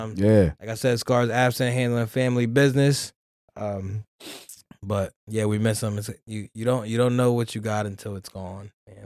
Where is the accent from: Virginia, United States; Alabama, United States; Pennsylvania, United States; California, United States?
Pennsylvania, United States; York; We done ran the streets of York City since, sheesh, I can remember.